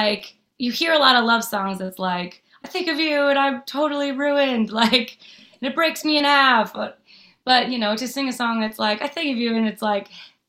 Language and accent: English; Nashville, Tennessee, United States; because I grew up in Nashville not really having, I had songwriter women to look up to, artist women to look up